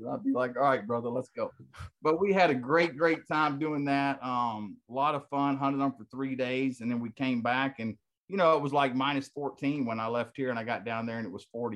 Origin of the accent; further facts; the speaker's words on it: Texas, United States; moved away as an adult; now in Anchorage, United States; originally I'm from Texas